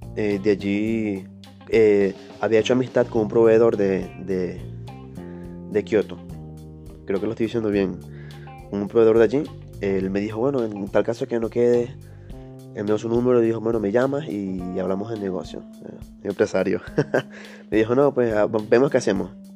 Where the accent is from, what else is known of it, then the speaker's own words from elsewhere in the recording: Ciudad Bolívar, Bolívar, Venezuela; moved away as an adult; also born or lived in Caracas; tuve que devolverme a, Ciudad Bolívar, a mi tierra natal